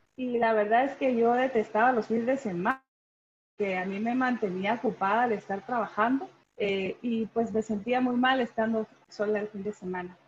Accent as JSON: {"language": "Spanish", "town": "Guatemala City", "region": "Guatemala Department", "country": "Guatemala", "tie": "born or raised there", "also_born_or_lived": "Washington, United States / San Francisco, United States", "moved": "as an adult", "said": "fuera de la capital, que fue donde yo nací"}